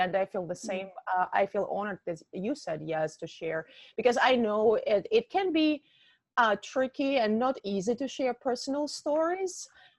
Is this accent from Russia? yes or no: yes; Siberia, Russia; moved away as an adult; now in United States; I'm from Russia myself, from Siberia. I came mm-hmm. to the United States in 2012